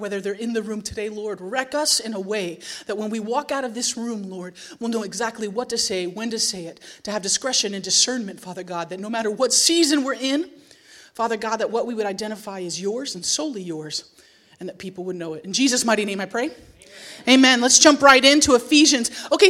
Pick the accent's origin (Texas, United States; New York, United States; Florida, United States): New York, United States; You should know that I identify as a New Yorker, so nothing I wore was appropriately for a Montana